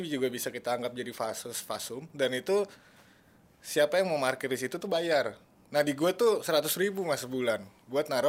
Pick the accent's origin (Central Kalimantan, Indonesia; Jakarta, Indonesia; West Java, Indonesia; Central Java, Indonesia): West Java, Indonesia; Depok; mungkin gue orang Depok yang akhirnya bangga